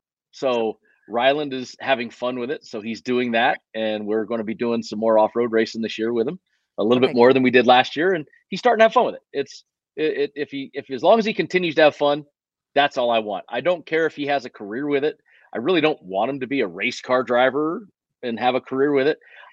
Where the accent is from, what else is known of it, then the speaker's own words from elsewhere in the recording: Las Vegas, Nevada, United States; So the West Coast is where I'm from. I'm doing this right now, sitting in my office in Las Vegas. This is home. I mean, I'm a West Coaster, man.